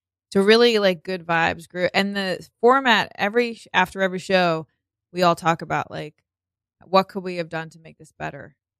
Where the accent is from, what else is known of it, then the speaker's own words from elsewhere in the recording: New York City, New York, United States; I'm from Howard Beach.